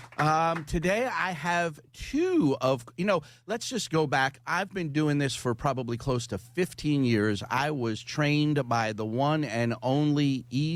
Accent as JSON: {"language": "English", "town": "Philadelphia", "region": "Pennsylvania", "country": "United States", "tie": "born or raised there", "said": "I grew up in a in the Oxford Circle in a row house"}